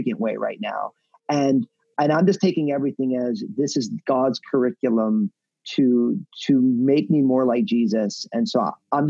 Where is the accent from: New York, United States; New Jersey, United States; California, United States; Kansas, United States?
New Jersey, United States; moved away as an adult; also born or lived in San Francisco Bay Area; now in Portland, United States; my home state of New Jersey